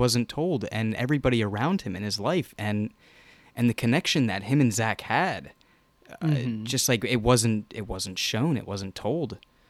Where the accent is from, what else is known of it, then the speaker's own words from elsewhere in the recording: New York, United States; Get out of here! I'm from New York.